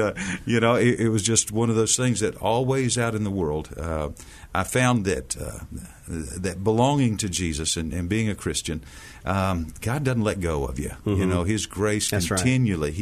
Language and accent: English; Amarillo, Texas, United States; moved away as an adult; also born or lived in Albuquerque, New Mexico; I grew up out in West Texas, Mark, in Amarillo